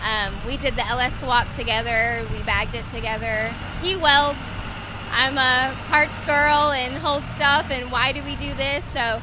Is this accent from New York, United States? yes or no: no; Temple, Texas, United States; No, we're from Central Texas.